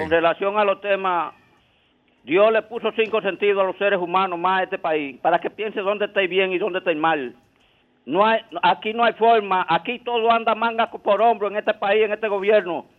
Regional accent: Dominican Republic; como dominicano que soy

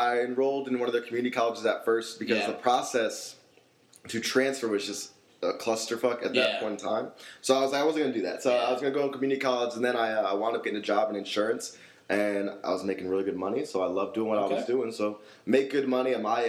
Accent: Texas, United States; born there; also born or lived in Hawaii, United States; I'm actually a military brat, so I was born in Texas, but I've traveled all over this great land and a few places internationally.

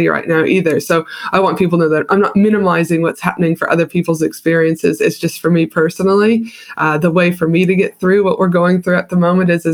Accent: Canada; also born or lived in United States; now in Australia; I'm from Canada originally

